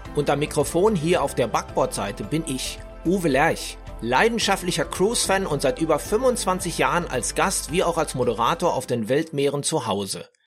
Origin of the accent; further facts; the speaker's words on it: Ruhr area, North Rhine-Westphalia, Germany; im Ruhrgebiet, da wo ich herkomme